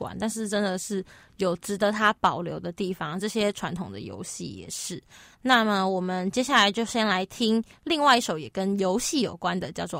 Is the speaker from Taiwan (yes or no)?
yes; northern Taiwan, Taiwan; 我老老家在北部